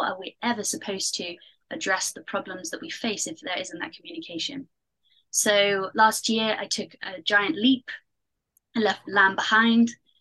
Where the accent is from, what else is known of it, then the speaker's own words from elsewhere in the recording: Pembrokeshire, Wales, United Kingdom; moved away; also born or lived in Canary Islands; I'm from Pembrokeshire in Wales. And so I grew up next to the ocean.